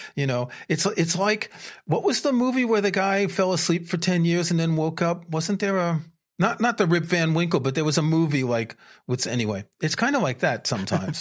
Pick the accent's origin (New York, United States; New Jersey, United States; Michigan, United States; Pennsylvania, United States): New York, United States; moved away as an adult; also born or lived in France; I grew up in New York